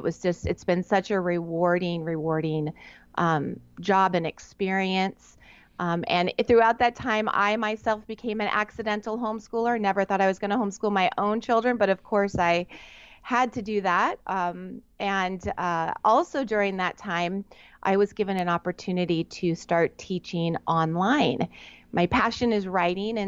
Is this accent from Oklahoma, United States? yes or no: no; Southern California, United States; I'm on the very west side of the United States in Southern California, which we lovingly term SoCal